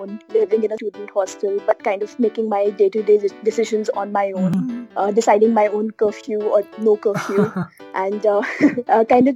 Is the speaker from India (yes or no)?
yes; Dehradun, Uttarakhand, India; moved away; So I grew up in Dehradun.